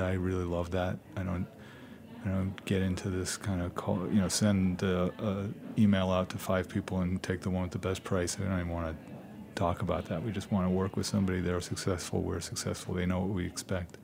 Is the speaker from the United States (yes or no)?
yes; New York City, New York, United States; also born or lived in Worcester, Massachusetts; now in Maine, United States; originally from I was born in Flushing.